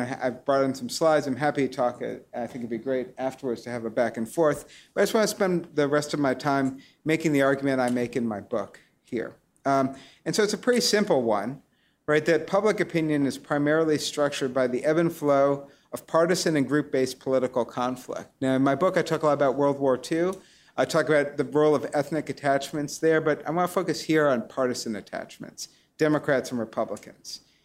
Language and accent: English; New York City, New York, United States; now in Cambridge, United States; I grew up on the Upper West Side of Manhattan